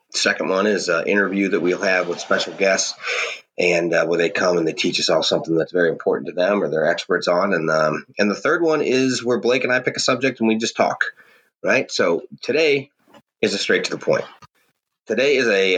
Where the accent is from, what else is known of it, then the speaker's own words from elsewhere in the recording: St. Louis, Missouri, United States; I'm a hillbilly from St. Louis, Missouri